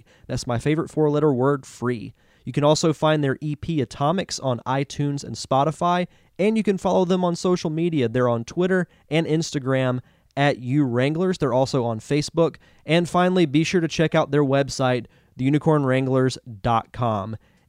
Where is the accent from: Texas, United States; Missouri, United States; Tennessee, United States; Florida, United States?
Florida, United States; I'm obviously from the United States. I've lived in Florida my entire life. Never been to Canada.